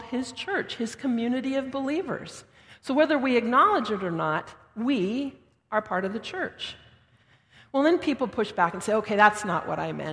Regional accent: Denver, Colorado, United States; now in Thorold, Canada; I'm from out west. I was born and raised in Denver

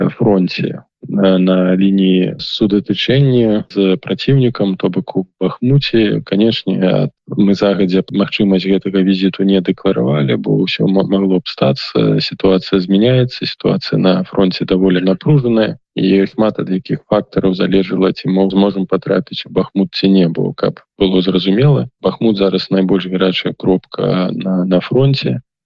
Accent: Belarus; мы беларусы

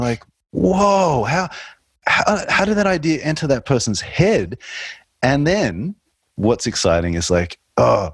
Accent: Australia; a male growing up in Australia

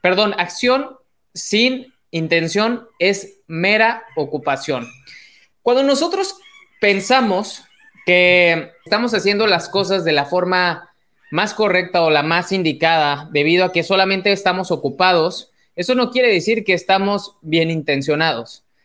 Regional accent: Mexico; mexicano, emprendedor y empresario

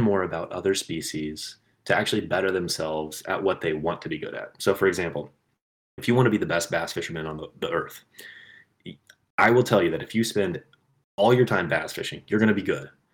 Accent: Kansas, United States; What I grew up with in Kansas was reservoirs, um, farm ponds, but I didn't grow up with like rivers

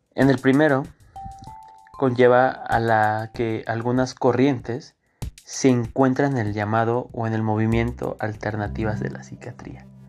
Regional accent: Mexico; nosotros como mexicanos

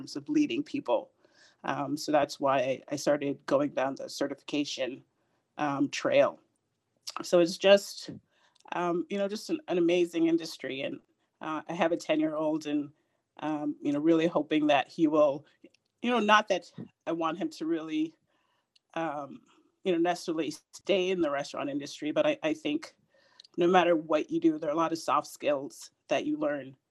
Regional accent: Jamaica; also born or lived in Puerto Rico / Boston; now in Washington, D.C., United States; I'm originally from Jamaica. I grew up in Jamaica and Puerto Rico

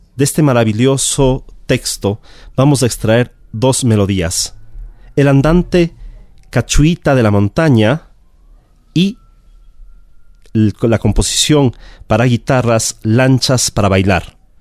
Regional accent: Ecuador; arribamos a nuestra tierra, a la Real Audiencia de Quito

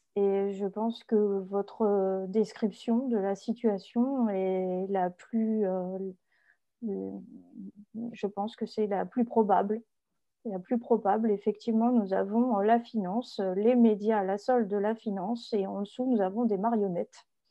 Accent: France; en tant que Français

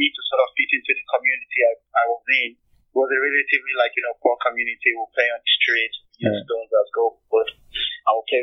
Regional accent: Jos, Plateau, Nigeria; also born or lived in Abuja, Nigeria / Kubwa, Nigeria; when I moved from Jos to Abuja. So when I used to live in Jos, in Nigeria

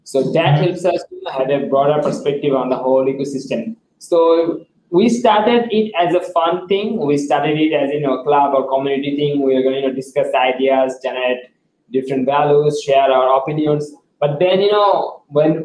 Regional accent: Bangladesh; I was the leader from Bangladesh

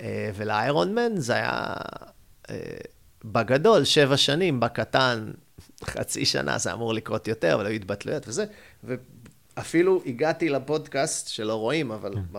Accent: Haifa, Haifa District, Israel; moved away; also born or lived in United States; אני זה קיבוצניק בנשמה, על אף שאני חיפאי, מחיפה

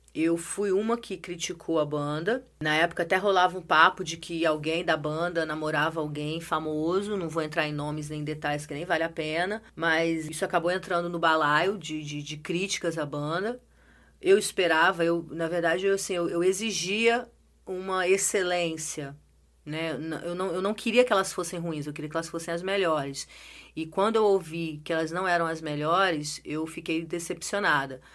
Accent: Brazil; eu sou brasileiro

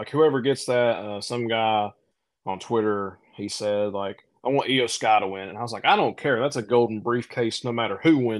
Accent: Appalachia, United States; as an Appalachian person

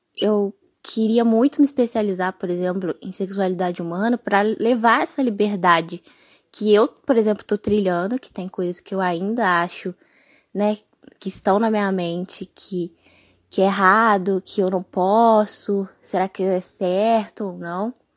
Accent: Minas Gerais, Brazil; Sou aqui de Minas

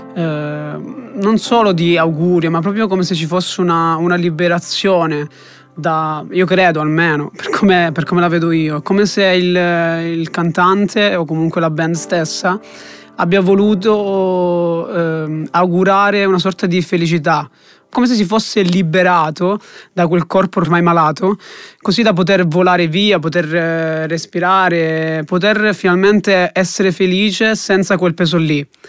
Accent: Calabria, Italy; moved away as an adult; now in Siena, Italy; ho 23 anni, sono calabrese e studio a Siena Scienze Economiche e Bancarie

